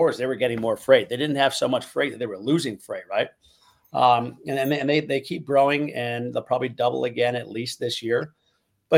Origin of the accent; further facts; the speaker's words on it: Chicago, Illinois, United States; moved away as an adult; now in Miami, United States; I moved down to Miami, but I'm from Chicago